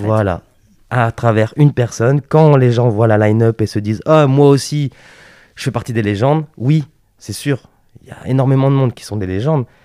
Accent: Lille, Hauts-de-France, France; moved away as an adult; also born or lived in Paris; je suis originaire du Nord

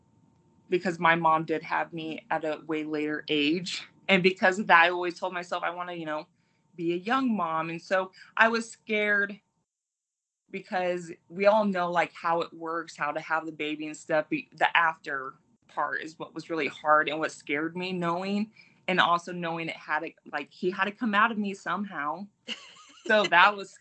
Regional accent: Tonopah, Nevada, United States; now in Fallon, United States; I was born and raised in Tonopah, Nevada.

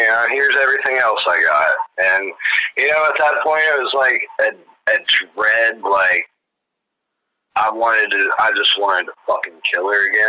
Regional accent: the South, United States; I was raised in the South.

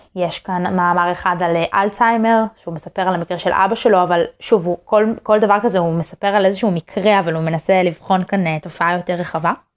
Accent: Israel

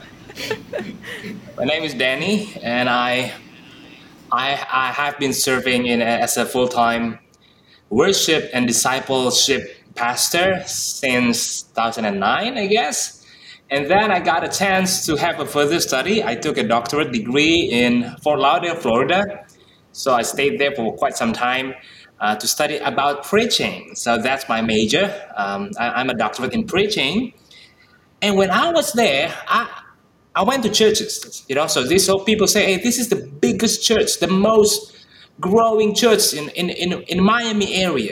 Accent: Jakarta, Indonesia; we're from Jakarta, Indonesia

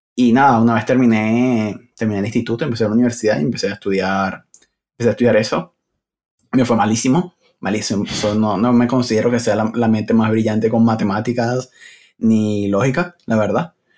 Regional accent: Venezuela; moved away as an adult; now in Madrid, Spain; Originalmente soy de Venezuela

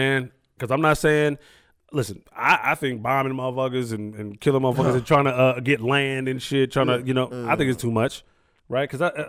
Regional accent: Sacramento, California, United States; I'm from Sacramento

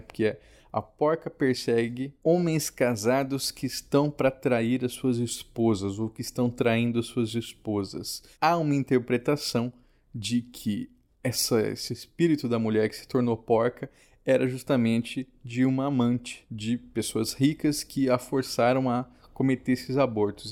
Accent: Mato Grosso do Sul, Brazil; Em Mato Grosso do Sul, a minha terra, era muito comum a gente substituir por sopa paraguaia ou chipaguaçu.

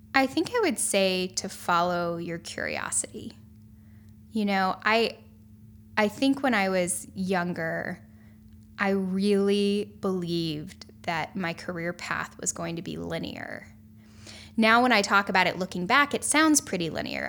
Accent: North Carolina, United States; I grew up in North Carolina, and I've spent most of my life on the East Coast.

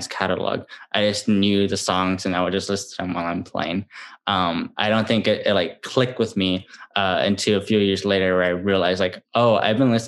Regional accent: San Antonio, Texas, United States; I grew up in San Antonio

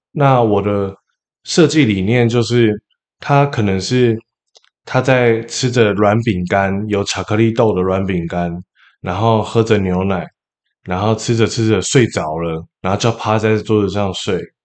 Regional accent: Taipei, Taiwan; 首先我是来自台北的一个淳朴的家庭，我住在南港中央研究院旁边

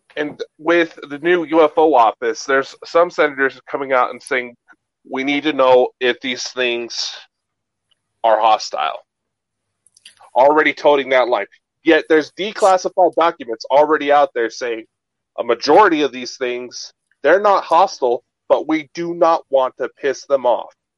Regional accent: United States; I'm American

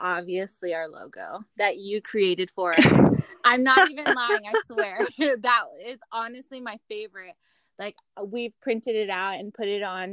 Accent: Seaside, California, United States; moved away as an adult; now in Las Vegas, United States; back in California in my hometown

